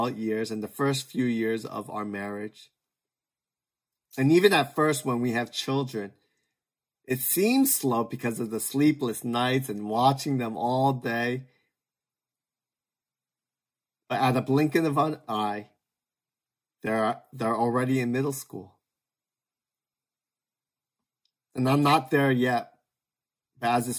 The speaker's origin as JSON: {"language": "English", "country": "United States", "tie": "born or raised there", "said": "as a second generation Korean American, born and raised in the States, barely able to speak Korean"}